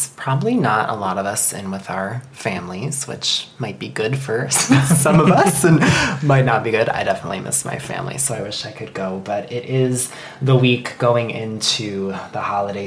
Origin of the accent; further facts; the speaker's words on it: Chicago, Illinois, United States; also born or lived in Denver; now in Seattle, United States; I'm from Chicago originally